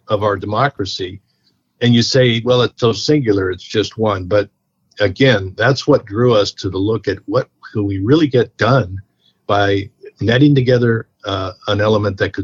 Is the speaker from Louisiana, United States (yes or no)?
no; Alexandria, Virginia, United States; I got home to my hometown where I went to high school there at T.C. Williams High School in Alexandria